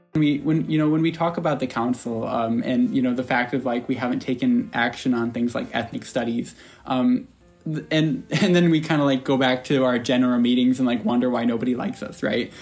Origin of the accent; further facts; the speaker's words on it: upstate New York, United States; I'm from upstate New York, Southland Falls